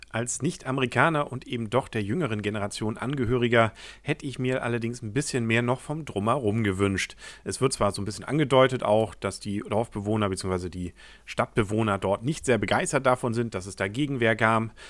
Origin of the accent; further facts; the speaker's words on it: Schleswig-Holstein, Germany; Als Schleswig-Holsteiner bin ich auch mal gespannt, wann mal so ein Film rauskommt über Wacken.